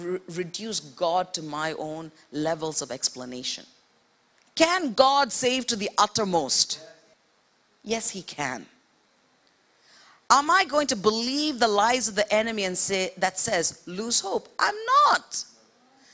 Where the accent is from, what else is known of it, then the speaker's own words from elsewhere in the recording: India; moved away; also born or lived in Middle East; I grew up in India.